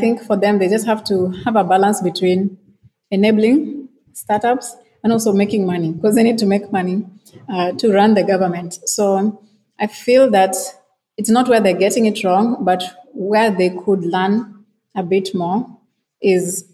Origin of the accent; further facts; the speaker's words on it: Kenya; now in Ghana; I'm Kenyan and I live in Ghana